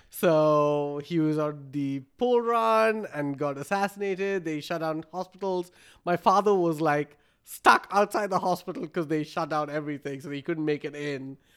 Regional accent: Bangalore, Karnataka, India; moved away as an adult; also born or lived in Minnesota, United States; now in Fargo, United States; I was born in Bangalore, India

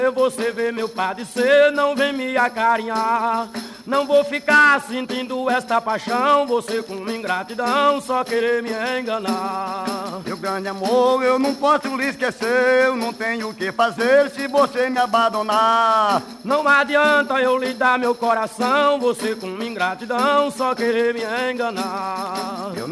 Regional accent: Ingá, Paraíba, Brazil; E aí eu sou paraibano da cidade Ingá. Quem nasce no Ingá é Ingaense.

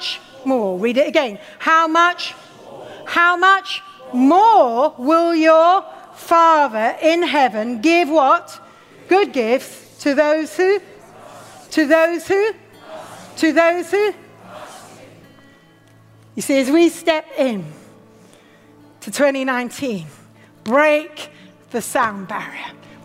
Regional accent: United Kingdom; also born or lived in Watford / Oxford; Our culture makes us very cautious of excesses, especially as British

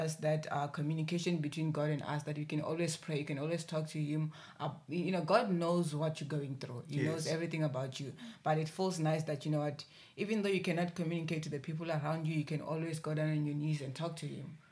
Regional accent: Limpopo, South Africa; now in Cape Town, South Africa; I'm from Limpopo

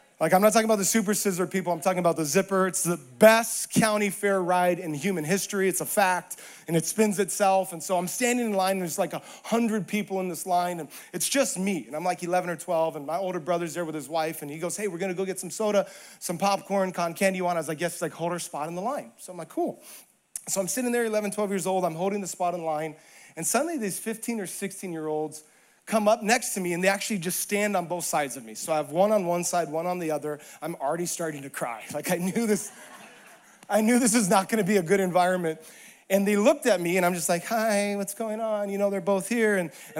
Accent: Hawaii, United States; moved away; I grew up in Hawaii and suffered for Jesus there

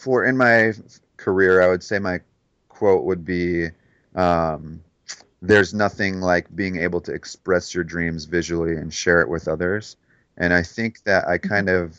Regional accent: Detroit, Michigan, United States; moved away; growing up in Detroit

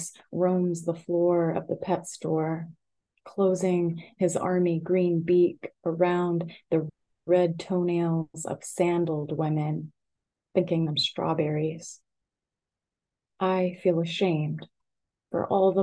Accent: the South, United States; moved away; moving away from the South

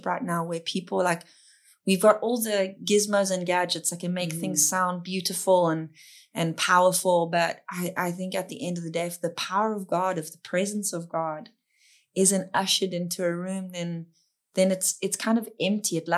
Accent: South Africa; I'm South African

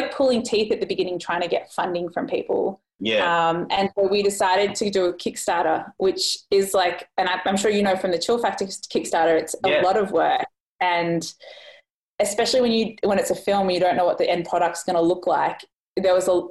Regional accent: Australia; moved away as an adult; being Australian.

